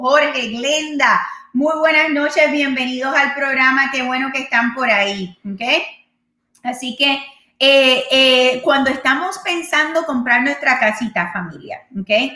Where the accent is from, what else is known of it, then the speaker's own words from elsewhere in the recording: Puerto Rico; moved away; yo soy puertorriqueña